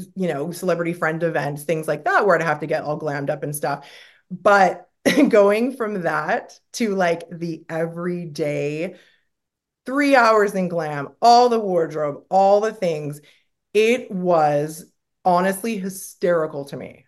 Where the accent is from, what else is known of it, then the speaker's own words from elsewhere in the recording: Canada; moved away; I'm from Canada. We like everything to be bubbles and roses and happy